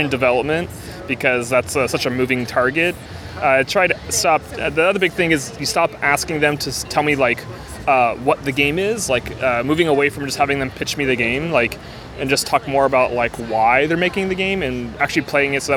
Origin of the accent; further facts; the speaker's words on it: East Coast, United States; I'm from the East Coast, too, and so where I grew up, you would do potato buns